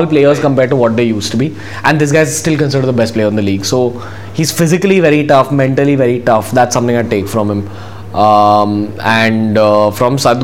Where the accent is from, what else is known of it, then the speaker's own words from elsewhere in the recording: India; being an Indian